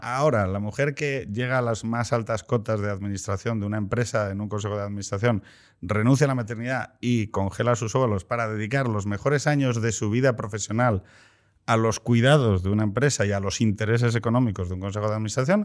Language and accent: Spanish; Andalusia, Spain; como andaluz